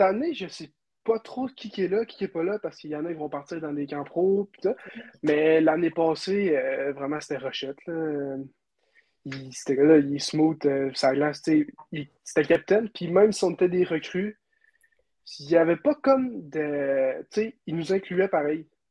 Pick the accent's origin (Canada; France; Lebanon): Canada; Quebec City, Quebec; hockey mineur à Charlebourg